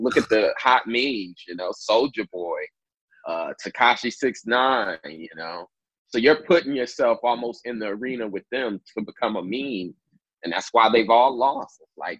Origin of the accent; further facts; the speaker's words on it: Indiana, United States; also born or lived in Kansas; But then I was pretty much raised in Indiana.